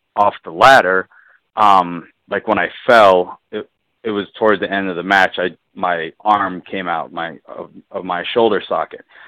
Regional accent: Southern California, United States; I grew up in Southern California

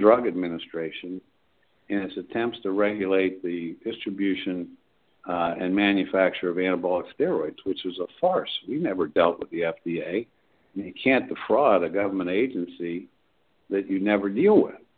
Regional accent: Johnstown, Pennsylvania, United States; moved away as an adult; now in Pittsburgh, United States; I grew up in Johnstown, um, and then I came to Pittsburgh after I got out of the service to go to law school

